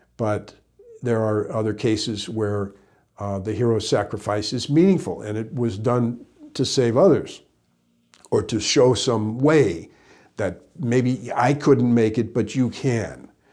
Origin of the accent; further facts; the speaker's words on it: Midwest, United States; growing up in the Midwest.